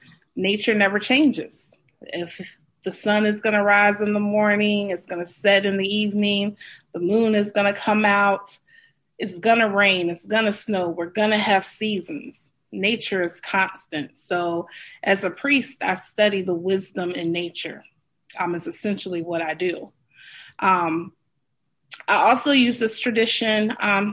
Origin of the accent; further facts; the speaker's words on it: Suffolk, Virginia, United States; So I am from Suffolk, Virginia. It is very country. It's in the southern, southeastern part of Virginia. So I'm in the Bible Belt, essentially. I grew up in a Southern Baptist church